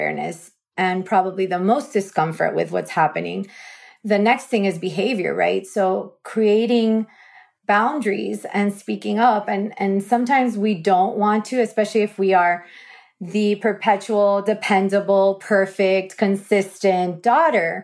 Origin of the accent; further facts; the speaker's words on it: South Florida, United States; I was born and raised in South Florida, so I'm a native.